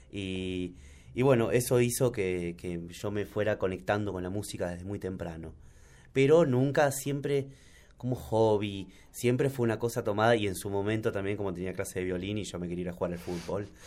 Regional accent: Buenos Aires, Argentina; soy de Buenos Aires y muchas veces uno debe salir también de su lugar para darse cuenta

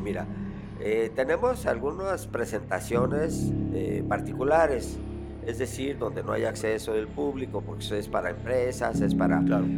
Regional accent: Mexico; somos los mexicanos

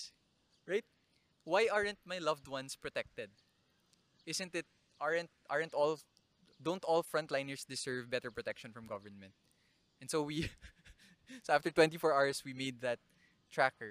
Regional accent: Naga, Philippines; my hometown, Naga

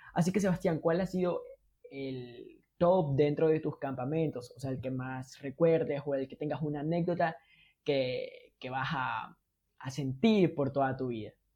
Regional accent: Ecuador; somos los ecuatorianos

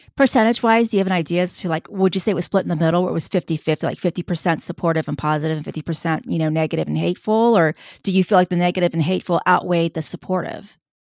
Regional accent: Tejano, Texas, United States; another Tejano

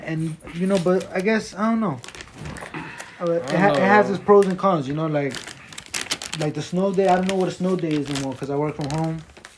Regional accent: Passaic County, New Jersey, United States; we're from Jersey, Northeast, Passaic County. is where we reside.

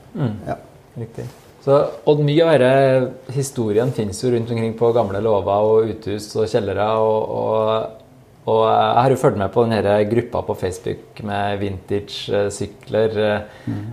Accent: Steinkjer, Trøndelag, Norway; så kommer jeg fra Steinkjer sjøl

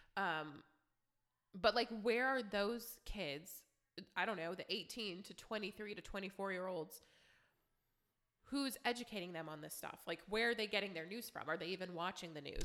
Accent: Youngstown, Ohio, United States; I'm from Youngstown

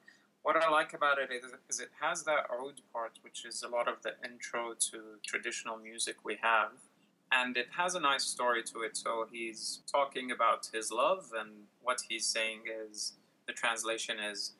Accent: Jordan; moved away as an adult; also born or lived in Kuwait; now in Melbourne, Australia; So I'm originally Jordanian. I was born in Jordan, but my parents were living and working in Kuwait, and they stayed there till around 91, 92, but we used to visit Jordan a lot, and that's where my dad and mom and their families are from. After 92, we moved back there

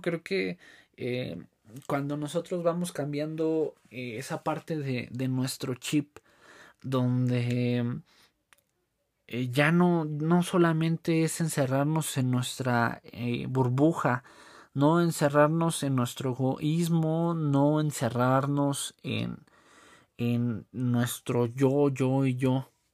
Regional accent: Mexico; nos caracteriza como mexicanos

